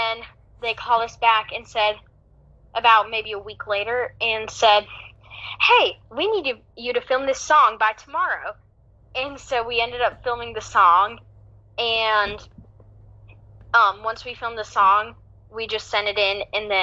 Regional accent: Greensboro, North Carolina, United States; I'm from Greensboro, North Carolina.

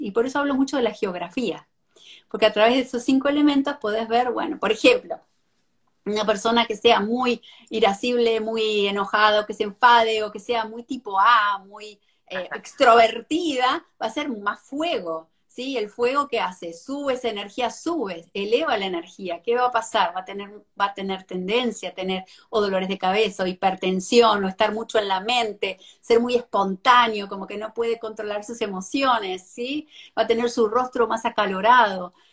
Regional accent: Argentina; moved away as an adult; now in Miami, United States; soy argentina, pero me mudé acá hace más de 17 años.

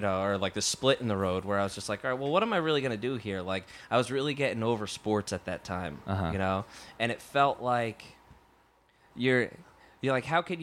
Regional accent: New Jersey, United States; I grew up in Jersey.

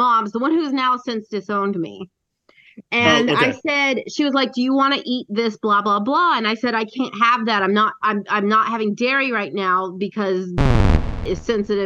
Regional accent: near Polk County, Tennessee, United States; In my hometown, like near my hometown

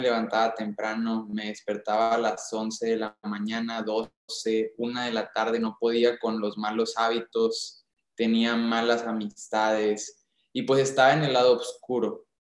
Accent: Monclova, Coahuila, Mexico; Yo soy de Monclova, Coahuila

